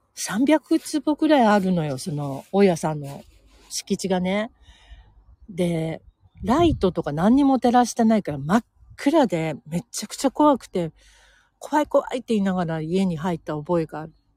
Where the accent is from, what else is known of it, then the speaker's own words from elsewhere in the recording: Senzoku-ike or Nagahara, Tokyo, Japan; 東急池上線の、えー、千属池もしくは長原というところで生まれ育っているんですけど、そこもね、ほんとのどかで、あの、都内とは思えないほどのんびりしたいいとこ